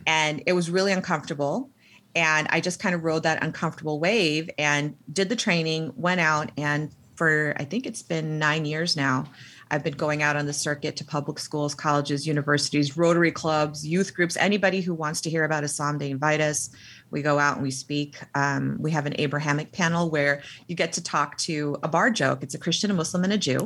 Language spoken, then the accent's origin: English; United States; also born or lived in Pakistan (ancestry); I was born here